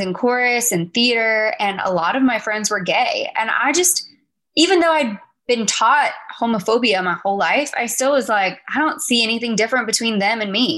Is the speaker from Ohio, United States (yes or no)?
no; West Palm Beach, Florida, United States; moved away as an adult; now in Nashville, United States; I moved from my hometown in Florida